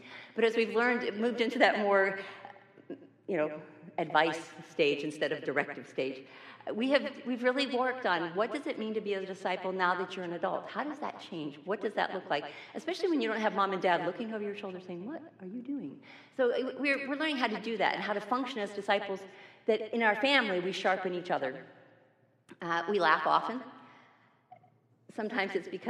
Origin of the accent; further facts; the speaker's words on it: New York, United States; moved away; I'm also originally from New York